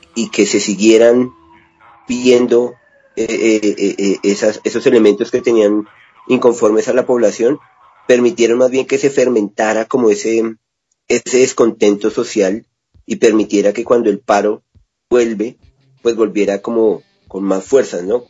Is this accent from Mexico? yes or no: no; Colombia; nosotros como colombianos